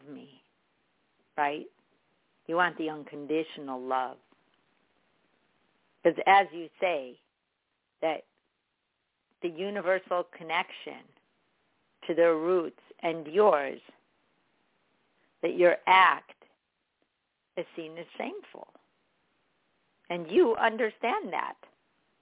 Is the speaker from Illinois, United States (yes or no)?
yes; Chicago, Illinois, United States; I'm from Chicago